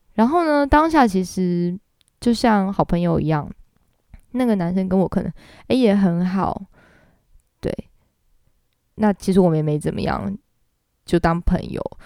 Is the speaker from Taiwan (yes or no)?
yes; Taiwan; accent: Taiwanese accent; 我是台湾人，所以我讲法文如果有点台湾腔也是正常的咯，对，我也没有学过法文